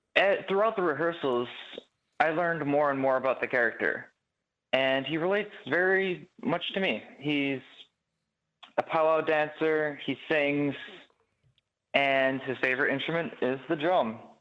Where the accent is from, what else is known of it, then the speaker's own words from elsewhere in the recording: Chicago, Illinois, United States; I grew up in Chicago